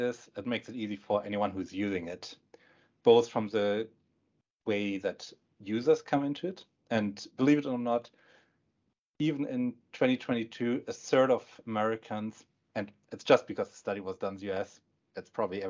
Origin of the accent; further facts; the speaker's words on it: Northern Germany, Germany; English is a second language; moved away as an adult; also born or lived in Pacific Northwest, United States; now in Bellevue, United States; I can tell you, it's the same in Germany, at least in the northern part where I'm from.